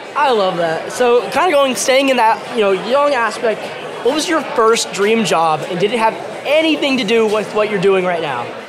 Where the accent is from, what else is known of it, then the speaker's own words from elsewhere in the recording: Norman, Oklahoma, United States; my hometown, Norman, Oklahoma.